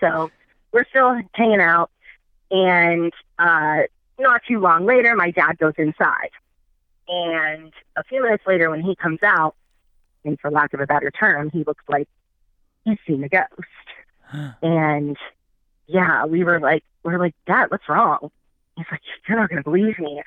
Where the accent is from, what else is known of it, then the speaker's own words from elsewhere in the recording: Pittsburgh, Pennsylvania, United States; I'm from Pittsburgh